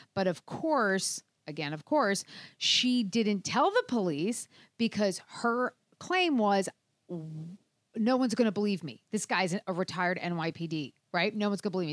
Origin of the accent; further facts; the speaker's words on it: New Jersey, United States; your home state of New Jersey, actually my home state too.